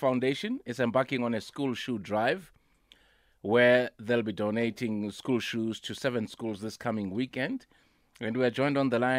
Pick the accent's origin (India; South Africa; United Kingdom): South Africa; Soweto, Gauteng; when I was still growing up in Klipspruit, Pimville.